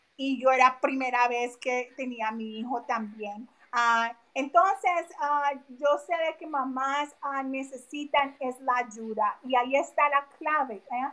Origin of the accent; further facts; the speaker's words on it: Colombia; also born or lived in Philadelphia area, United States; now in United States; yo salí de vivir de Colombia hace casi 30 años. So, llevo mucho tiempo acá, pero mi familia que está allá